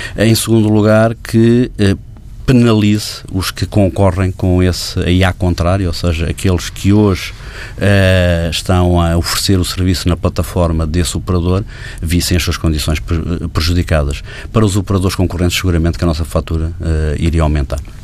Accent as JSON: {"language": "Portuguese", "country": "Portugal", "said": "num país como o nosso, em que o, a população portuguesa"}